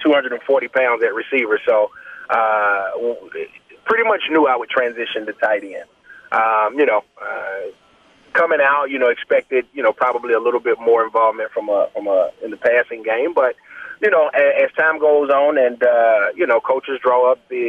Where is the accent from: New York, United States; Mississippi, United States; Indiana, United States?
Mississippi, United States; Pascagoula; I'm from the Mississippi Gulf Coast